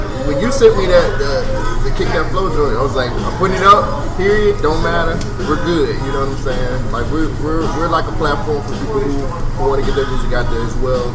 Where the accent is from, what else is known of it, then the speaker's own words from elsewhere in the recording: California, United States; now in Birmingham, United States; I grew up in Cali